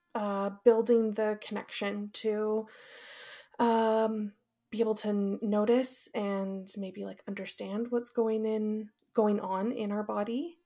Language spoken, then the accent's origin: English; Fraser Valley, British Columbia, Canada; also born or lived in Calgary; I grew up in the Fraser Valley in the mainland